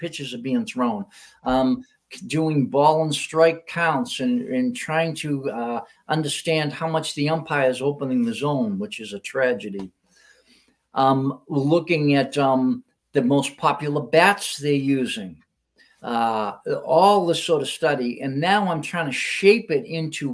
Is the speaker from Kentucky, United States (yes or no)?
no; Hanover, Massachusetts, United States; I was at Ellis Field in Hanover, my hometown